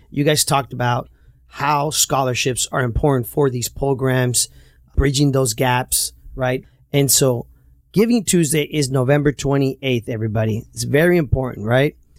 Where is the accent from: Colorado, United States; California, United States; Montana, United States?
California, United States; Santa Ana; I grew up in Santa Ana and we grew up through some tough times